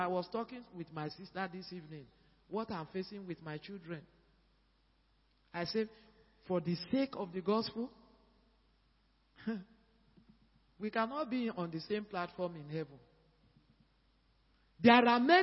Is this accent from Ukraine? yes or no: no; Nigeria; moved away as an adult; now in Accra, Ghana; We are Nigerian people